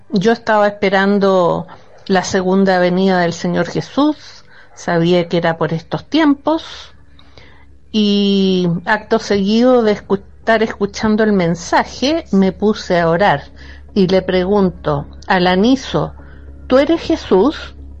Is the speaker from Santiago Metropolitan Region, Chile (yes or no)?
yes; Santiago, Santiago Metropolitan Region, Chile; soy de Santiago de Chile